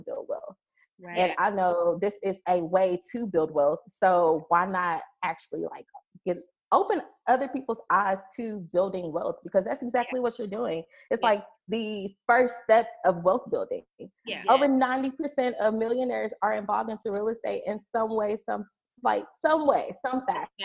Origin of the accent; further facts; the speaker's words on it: Lufkin, Texas, United States; now in Dallas, United States; From Lufkin, Texas